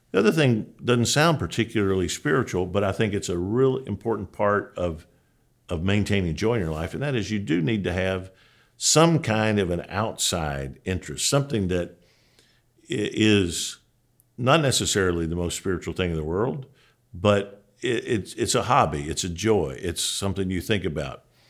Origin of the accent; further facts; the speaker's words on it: Julian, Kentucky, United States; moved away; I'm a boy from Julian, Kentucky, and, man, you probably don't even know where Julian is. It's just a crossroads. Literally, when I grew up there, there was a sign that said population eighteen.